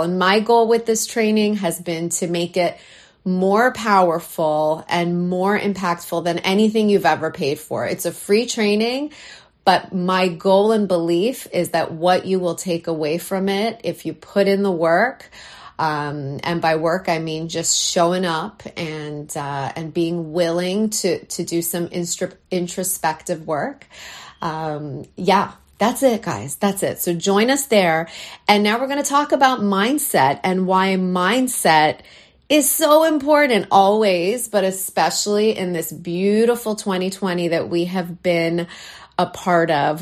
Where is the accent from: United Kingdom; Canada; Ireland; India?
Canada; now in New York, United States; this Canadian girl, though I live in New York, I'm a Canadian girl at heart